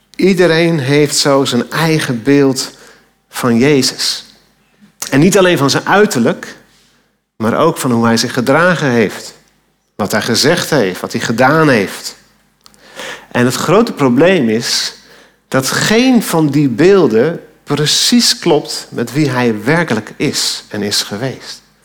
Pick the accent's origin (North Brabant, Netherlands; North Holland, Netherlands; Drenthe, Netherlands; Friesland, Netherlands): North Holland, Netherlands; Alkmaar; Toen ik als tiener door Alkmaar fietste, mijn geboorteplaats